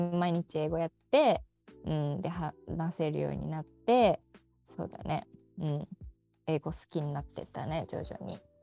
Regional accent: Seto, Aichi, Japan; 出身です生まれも育ちも瀬戸でございます。

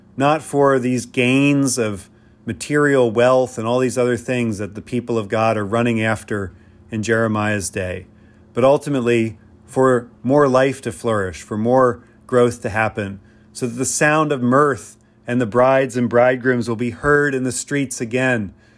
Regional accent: Pennsylvania, United States; I grew up in Pennsylvania, where my neighbors, rural neighbors

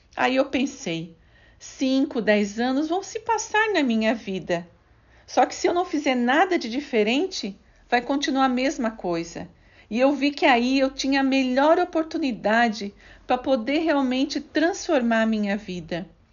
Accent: Criciúma, Santa Catarina, Brazil; Nasci em Criciúma, no estado de Santa Catarina. Tive uma infância muito simples

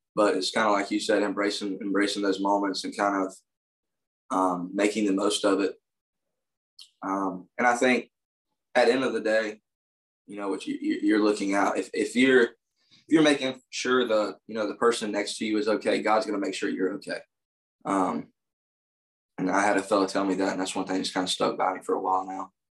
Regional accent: United States; as an American

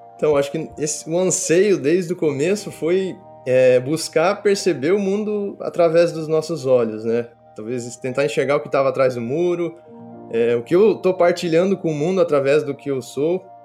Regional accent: Marechal Cândido Rondon, Paraná, Brazil; moved away as an adult; eu sou natural de Marechal Cândido Rondon, que é região oeste do Paraná, uma cidade de 50 mil habitantes, e vivi sempre no sítio até os meus 17 anos

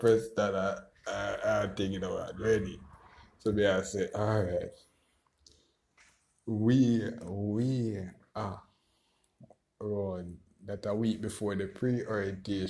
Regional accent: Westmoreland, Jamaica; also born or lived in Kingston, Jamaica; I come from Westmoreland to Kingston for the pre-orientation

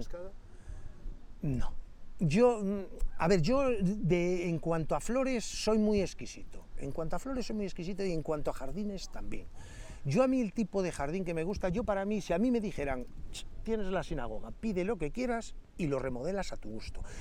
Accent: Astorga, Castile and León, Spain; yo me crié aquí me crié aquí porque vivía en San Andrés

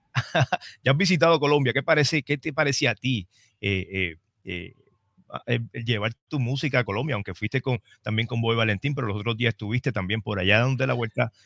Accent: Trujillo Alto, Puerto Rico; vengo de Trujillo Alto

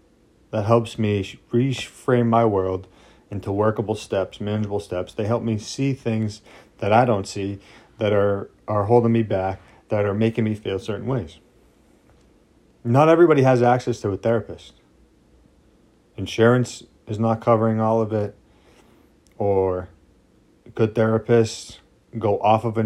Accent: United States; we're American people

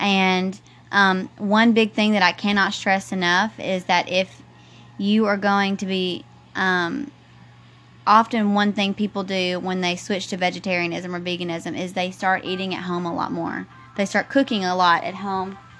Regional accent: the South, United States; growing up in the South

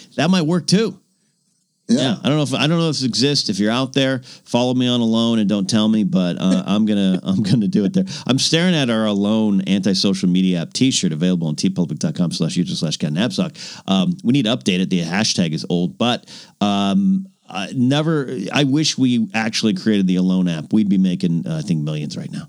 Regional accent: Pismo Beach, California, United States; now in Los Angeles, United States; I went to my hometown

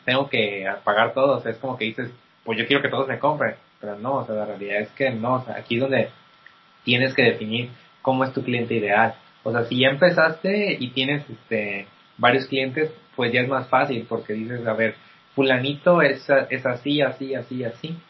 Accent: Mexico; como mexicanos

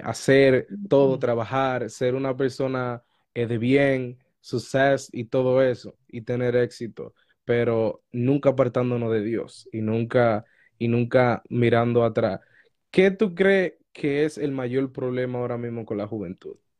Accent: Dominican Republic; moved away; Yo soy de República Dominicana

